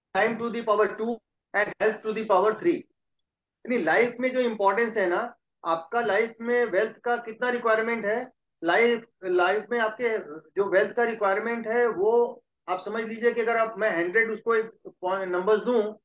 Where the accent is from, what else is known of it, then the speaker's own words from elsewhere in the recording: Prayagraj, Uttar Pradesh, India; also born or lived in Ayodhya; हम प्रयागराज के रहने वाले हैं शुरू से born and brought up in Prayagraj